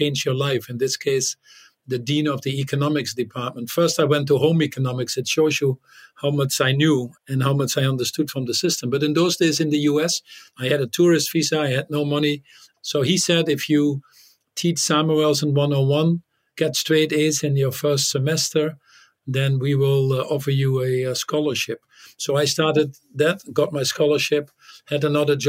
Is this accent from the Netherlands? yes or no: yes; Netherlands; English is a second language; moved away as an adult; also born or lived in United States; in the Netherlands because there were nuclear weapons and American bases when I grew up, one very close to my hometown